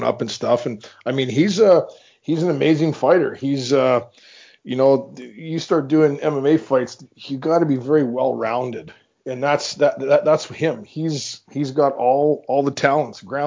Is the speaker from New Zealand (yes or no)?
no; Meadow Lake, Saskatchewan, Canada; in my hometown, Meadow Lake